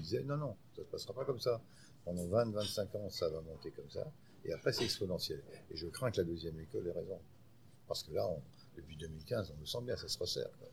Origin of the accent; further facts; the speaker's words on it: France; Chez nous, en France